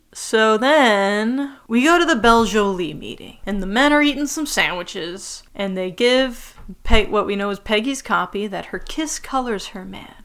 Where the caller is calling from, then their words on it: Israel; I'm actually recording from Israel right now.